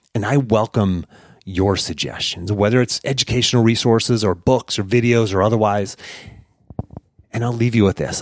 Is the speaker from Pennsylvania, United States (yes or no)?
yes; Pittsburgh, Pennsylvania, United States; my hometown of Pittsburgh